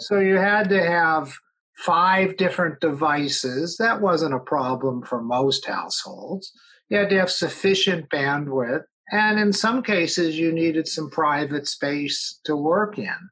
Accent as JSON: {"language": "English", "town": "Los Angeles", "region": "California", "country": "United States", "tie": "born or raised there", "said": "I grew up in Los Angeles"}